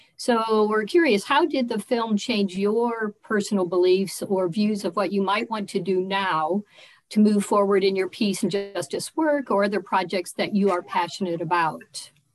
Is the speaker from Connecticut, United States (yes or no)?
no; Colorado, United States; I'm from Colorado